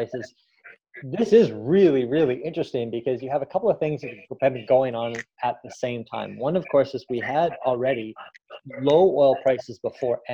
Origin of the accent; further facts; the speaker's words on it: Canada; as a Canadian